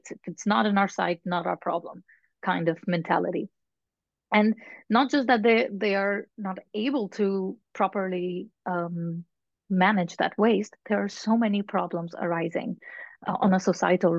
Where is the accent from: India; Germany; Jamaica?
India; now in Netherlands; here in the Netherlands, I'm from India originally.